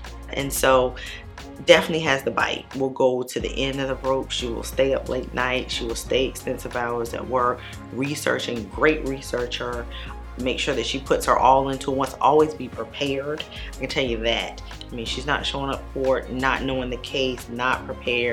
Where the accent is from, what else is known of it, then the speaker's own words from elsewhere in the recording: Savannah, Georgia, United States; We're both from Savannah, but she was not in Savannah when I returned back home from law school.